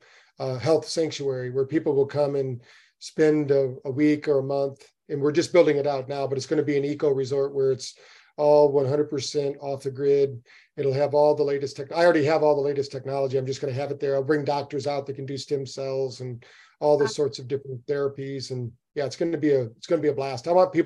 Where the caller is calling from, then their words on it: New Bern, North Carolina, United States; I'm in New Bern, North Carolina. I'm just up from Florida.